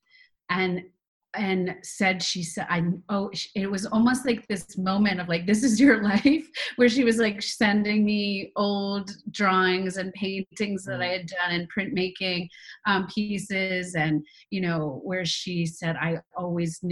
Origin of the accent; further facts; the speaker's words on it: Fairfax, Virginia, United States; Northern Virginia, right outside of D.C. in Fairfax